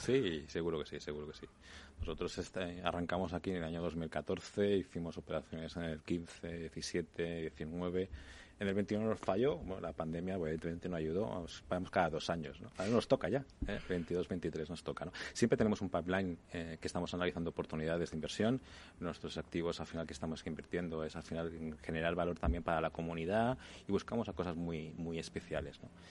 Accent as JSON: {"language": "Spanish", "town": "Barcelona", "region": "Catalonia", "country": "Spain", "moved": "yes", "lives_now": "Madrid, Spain", "said": "Yo que soy de Barcelona"}